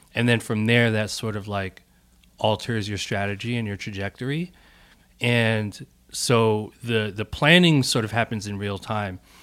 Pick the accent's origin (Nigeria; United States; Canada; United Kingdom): United States; Bloomfield, New Jersey; also born or lived in Newark, New Jersey; I'm from Newark, New Jersey. uh, and born and raised in Bloomfield, which is, like, the town over